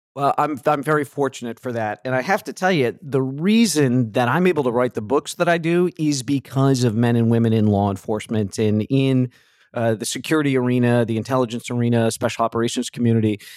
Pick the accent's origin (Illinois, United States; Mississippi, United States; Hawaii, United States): Illinois, United States; Chicago; I'm a Chicago guy, grew up in the Midwest.